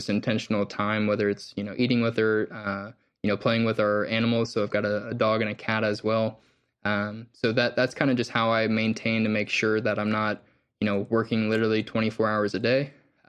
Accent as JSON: {"language": "English", "region": "Southeast", "country": "United States", "tie": "born or raised there", "said": "I grew up in the Bible Belt of the Southeast United States, but I personally was not necessarily, you know, religious growing up."}